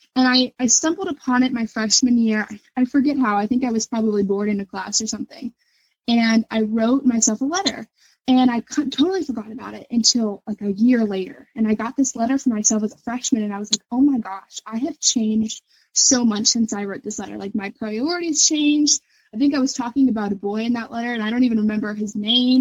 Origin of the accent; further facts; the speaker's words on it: Northern Kentucky, United States; growing up in Northern Kentucky